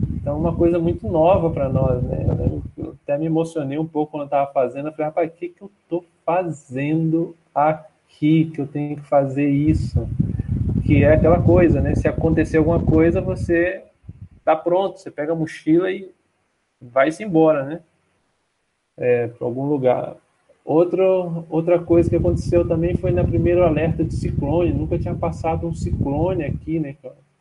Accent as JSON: {"language": "Portuguese", "country": "Brazil", "moved": "as an adult", "lives_now": "Mozambique", "said": "eu sou brasileiro"}